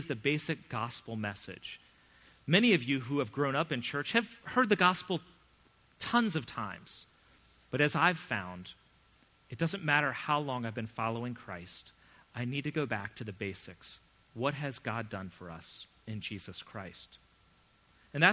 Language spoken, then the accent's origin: English; United States; also born or lived in England; me being an American.